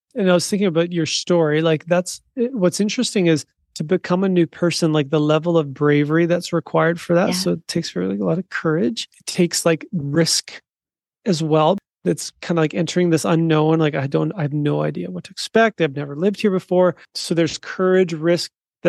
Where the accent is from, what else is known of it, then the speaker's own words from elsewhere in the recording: South Africa; moved away; in my past, I was living in South Africa and I would, you know, identify myself as a South African, but that's changed now. Like I actually left that country, like on purpose